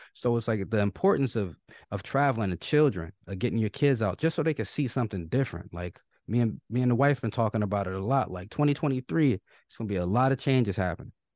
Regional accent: Michigan, United States; I'm from Michigan

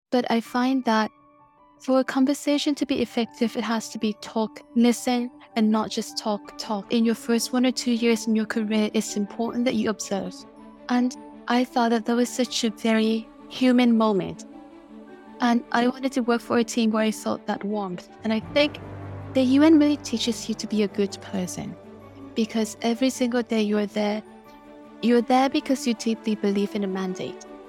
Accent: Vietnam; moved away; I grew up in Vietnam

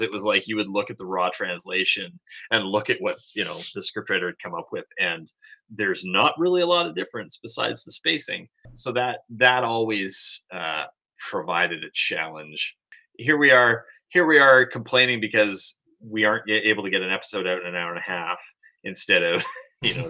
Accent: Canada; moved away as an adult; also born or lived in Hong Kong; being a Canadian

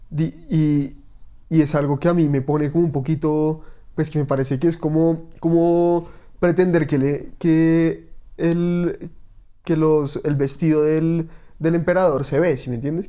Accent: Bogotá, Bogotá Capital District, Colombia; soy como todo rolo auténtico

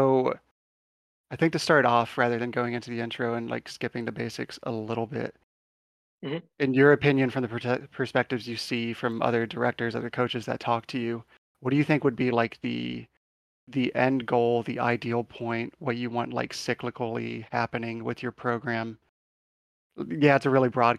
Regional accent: St. Louis, Missouri, United States; actually from St. Louis

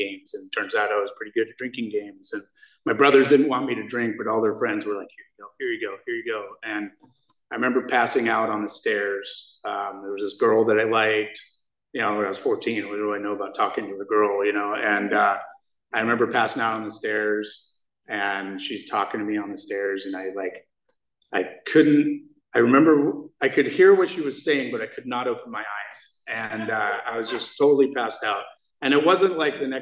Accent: Scotland, United Kingdom; now in United States; when I was raised in Scotland, and I was a Scottish Jew

